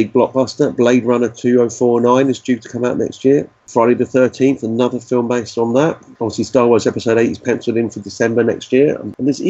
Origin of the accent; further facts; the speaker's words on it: Ireland; Being Irish myself